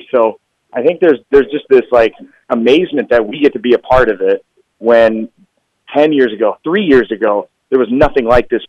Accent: Wisconsin, United States; I'm from Wisconsin, so these kind of things are everywhere

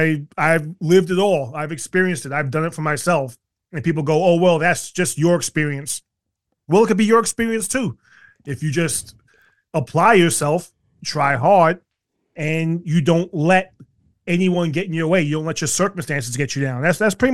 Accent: New York City, New York, United States; You know, I grew up in South Jamaica, Queens, which was a rough area, still is.

